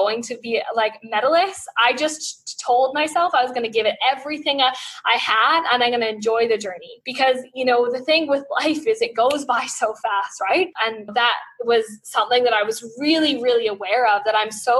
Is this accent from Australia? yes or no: yes; Australia; We, as an Australian Olympic team